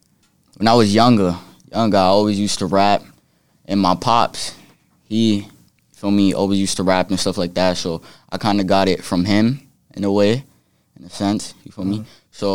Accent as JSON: {"language": "English", "town": "Brooklyn", "region": "New York", "country": "United States", "said": "Troop Ave, Bed-Stuy."}